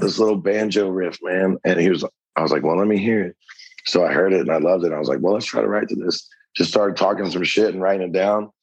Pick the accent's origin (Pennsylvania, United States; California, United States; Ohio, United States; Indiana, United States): Ohio, United States; a little town north of Cincinnati; moved away as an adult; also born or lived in Lexington, Kentucky; now in Nashville, United States; originally from this little town, like a little bit north of Cincinnati